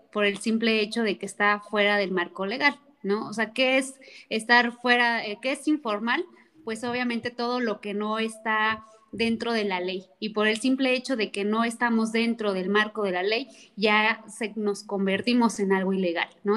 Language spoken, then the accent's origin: Spanish; Mexico; como mexicanos